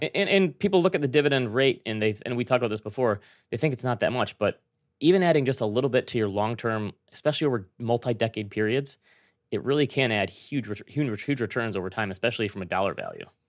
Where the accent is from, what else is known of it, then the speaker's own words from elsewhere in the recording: Traverse City, Michigan, United States; moved away; That's my hometown